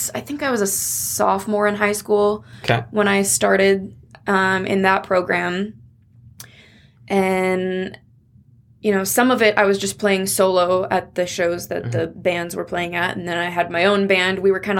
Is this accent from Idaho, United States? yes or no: yes; Coeur d'Alene, Idaho, United States; also born or lived in Missoula; and grew up in Coeur d'Alene.